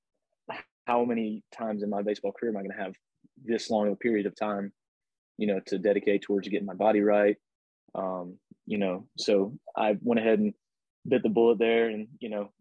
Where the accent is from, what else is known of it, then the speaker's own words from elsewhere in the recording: Pensacola, Florida, United States; Pensacola. That's my hometown, Pensacola, Florida.